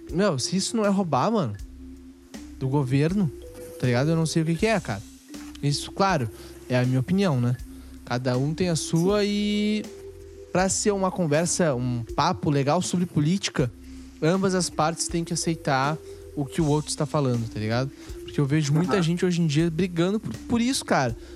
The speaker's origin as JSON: {"language": "Portuguese", "country": "Brazil", "said": "a gente é brasileiro"}